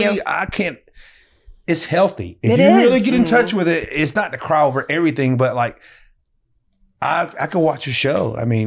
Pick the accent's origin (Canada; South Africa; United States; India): United States; the South; like me growing up in the South